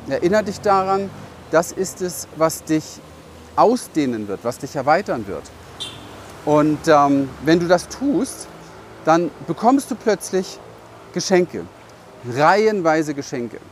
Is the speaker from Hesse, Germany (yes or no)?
no; Berlin, Germany; ich bin in Berlin aufgewachsen, im Hinterhof